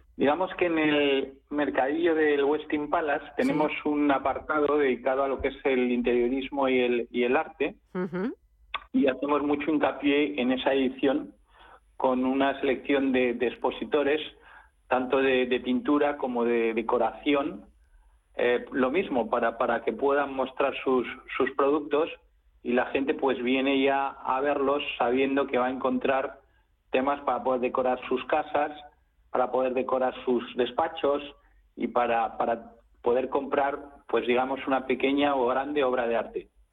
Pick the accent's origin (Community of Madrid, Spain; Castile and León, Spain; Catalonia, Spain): Community of Madrid, Spain; Madrid; yo soy madrileño de, puro cepa, de, tres generaciones. Soy un gato, un gato gato